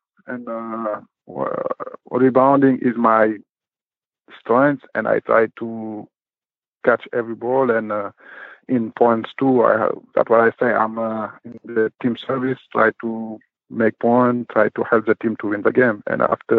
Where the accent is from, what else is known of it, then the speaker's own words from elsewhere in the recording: Dakar, Senegal; English is a second language; also born or lived in Karlak; now in Fribourg, Switzerland; Yeah, I born in Karlak, and I grew up in Dakar, there where I start basketball too. And in 2007, I joined Swiss for study, and I have opportunity to play basketball, and I do it, and now I'm in Fribourg.